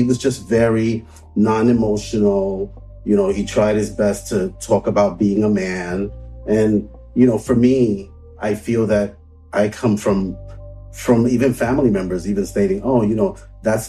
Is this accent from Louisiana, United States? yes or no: no; New York City, New York, United States; I grew up in Brooklyn, like Bed-Stuy